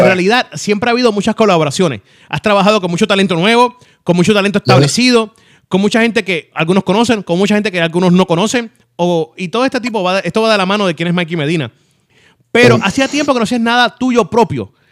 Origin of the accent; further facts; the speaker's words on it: Puerto Rico; así somos los boricuas